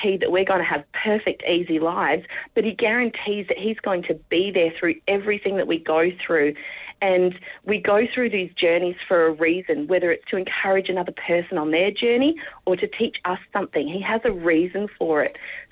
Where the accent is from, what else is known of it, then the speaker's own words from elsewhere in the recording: England, United Kingdom; I'm English